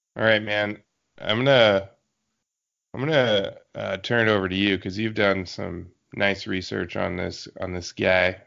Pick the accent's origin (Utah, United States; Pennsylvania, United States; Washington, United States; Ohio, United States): Washington, United States; Yakima Valley; moved away; I got my hometown repped and my newtown repped